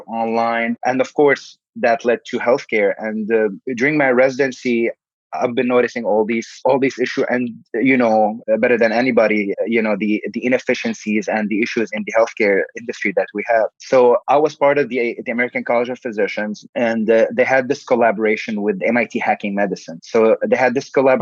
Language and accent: English; Damascus, Damascus Governorate, Syria; moved away as an adult; now in Chicago, United States; I was born in Damascus, Syria. I grew up there